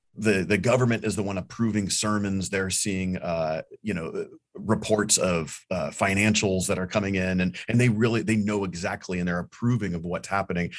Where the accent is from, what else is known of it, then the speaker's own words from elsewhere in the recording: United States; as an American living in an American church